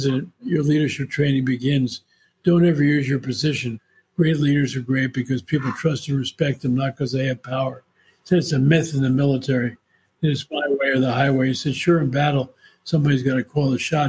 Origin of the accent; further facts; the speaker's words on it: New Rochelle, New York, United States; also born or lived in Orange, New Jersey; I grew up in New Rochelle, New York